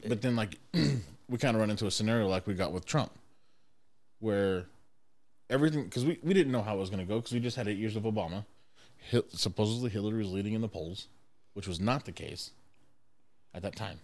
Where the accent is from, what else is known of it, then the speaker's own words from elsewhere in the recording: Oklahoma, United States; moved away; me growing up in Oklahoma, that's where Sonic started.